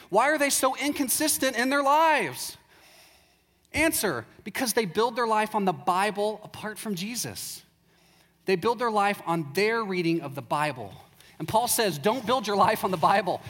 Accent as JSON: {"language": "English", "region": "Texas", "country": "United States", "also_born_or_lived": "Chicago / Waco", "said": "I'm from Texas, and uh, about 10 years ago, my wife and I moved to Chicago"}